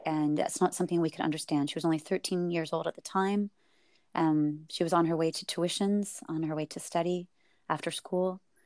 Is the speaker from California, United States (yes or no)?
yes; Silicon Valley, California, United States; I was raised in Silicon Valley